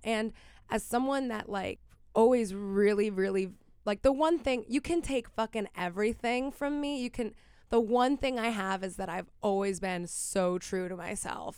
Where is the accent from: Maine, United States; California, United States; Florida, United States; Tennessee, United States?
Florida, United States; Miami; growing up in Miami